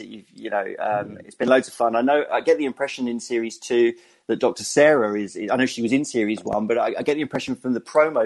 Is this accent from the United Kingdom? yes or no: yes; England, United Kingdom; accent: English; my English accent